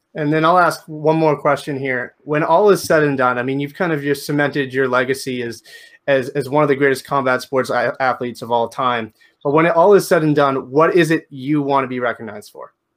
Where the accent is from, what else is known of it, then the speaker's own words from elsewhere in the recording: Canada; I'm from Canada